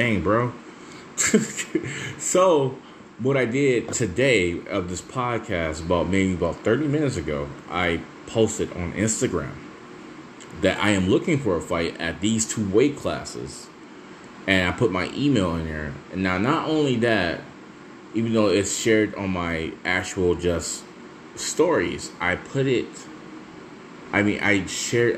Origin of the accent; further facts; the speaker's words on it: Michigan, United States; I'm from the Michigan area